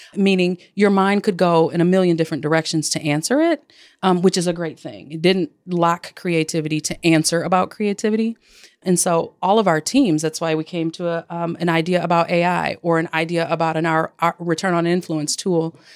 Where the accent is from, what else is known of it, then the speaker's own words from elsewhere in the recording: Detroit, Michigan, United States; also born or lived in Flint, Michigan / Chicago, Illinois; my hometown, Detroit, Michigan, by way of Flint, Michigan. And uh, I, but I've lived in Chicago as well for 15 years